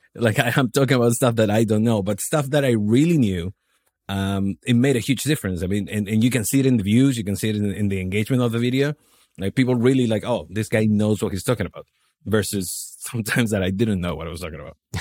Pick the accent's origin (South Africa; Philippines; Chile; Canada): Chile; moved away as an adult; also born or lived in New Zealand / Australia / Miami; now in Poland; I'm, I'm from Chile. I left the country when I was twenty